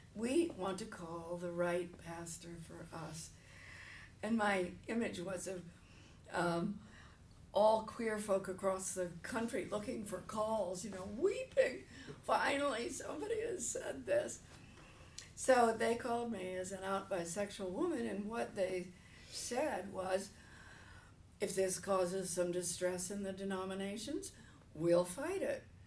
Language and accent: English; Princeton, New Jersey, United States; moved away; also born or lived in California; I'm from Princeton, New Jersey, originally